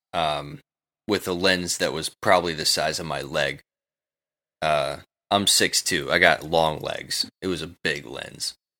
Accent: New York City, New York, United States; I'm from New York City

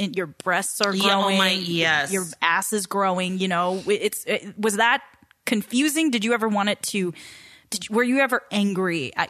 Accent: Southern California, United States; growing up in SoCal

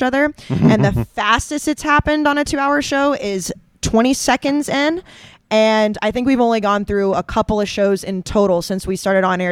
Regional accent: the South, United States; I'm from the South

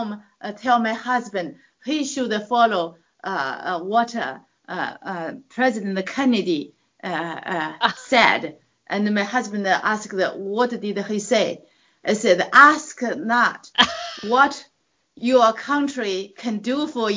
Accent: China; English is a second language; moved away as an adult; now in California, United States; I grew up in China

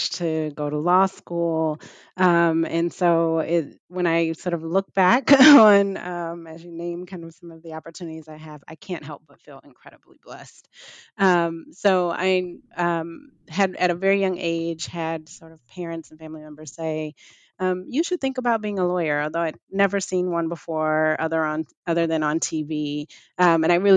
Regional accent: Detroit, Michigan, United States; I'm from Detroit

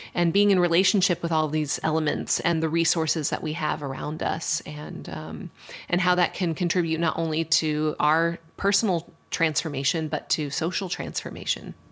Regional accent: Colorado Springs, Colorado, United States; where I grew up in Colorado Springs, Colorado, it's a super conservative place.

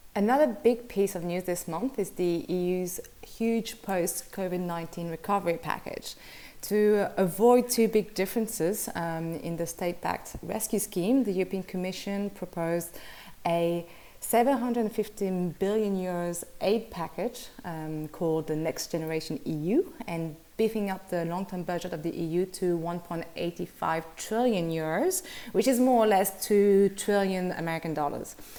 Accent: Brussels, Brussels-Capital Region, Belgium; Belgian from Brussels

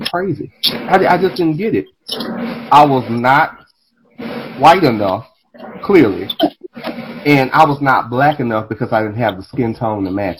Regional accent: Dallas, Texas, United States; I grew up in Oak Cliff, grew up in South Dallas

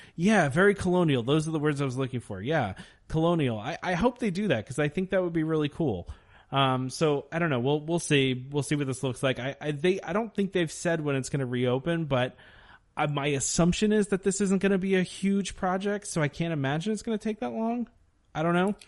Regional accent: United States; as an American

